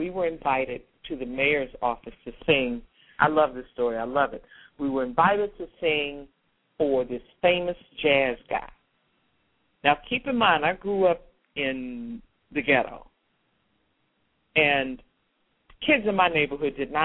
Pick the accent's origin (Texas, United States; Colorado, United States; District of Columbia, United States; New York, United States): District of Columbia, United States; Washington; I grew up in Washington, D.C., on 16th Street Northwest, 16th and Corcoran, 12 blocks from the White House